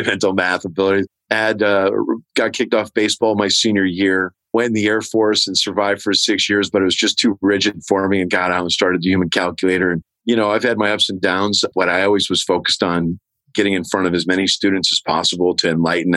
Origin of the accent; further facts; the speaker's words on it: Herkimer, New York, United States; moved away; Herkimer, New York, my hometown where I'm working.